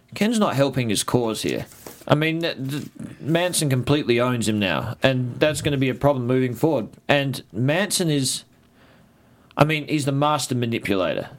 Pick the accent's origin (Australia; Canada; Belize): Australia; I'm an Australian.